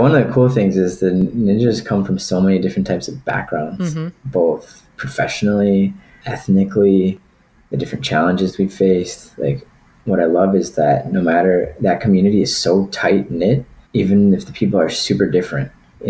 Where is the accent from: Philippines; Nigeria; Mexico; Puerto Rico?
Puerto Rico; also born or lived in Wisconsin; But I was born in September. 2.5 months later, I was on a plane to Puerto Rico.